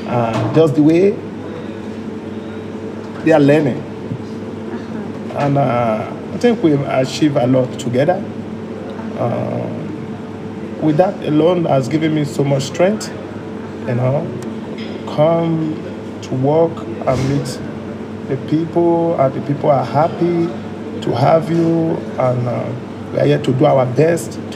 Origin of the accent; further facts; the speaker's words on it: Togo; also born or lived in Liberia; I was born in Liberia, and I was taken to by my parents. I was taken to Togo, where we have where we were living before he passed away